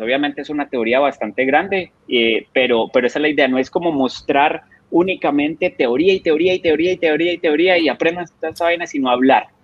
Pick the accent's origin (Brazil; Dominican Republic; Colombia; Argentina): Colombia; now in Costa Rica; salí de Colombia por la situación de que estaba pasando Colombia en ese momento